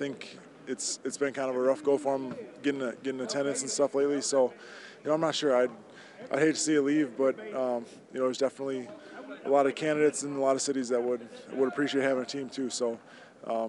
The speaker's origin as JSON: {"language": "English", "region": "Wisconsin", "country": "United States", "tie": "born or raised there", "moved": "yes", "said": "my hometown"}